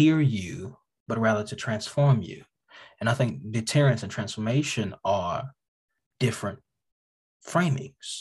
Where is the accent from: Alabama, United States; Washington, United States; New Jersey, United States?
Alabama, United States; Birmingham; also born or lived in Choctaw County, Alabama; I'm an Alabama boy. I am through and through Alabama. My family is from Choctaw County. I was raised in Choctaw County and Birmingham, Alabama